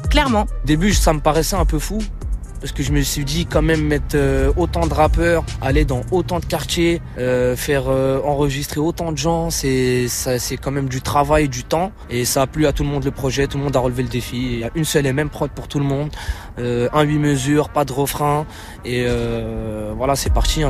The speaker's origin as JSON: {"language": "French", "country": "Morocco", "tie": "born or raised there", "also_born_or_lived": "France", "moved": "yes", "lives_now": "Paris, France", "said": "Je suis né au Maroc"}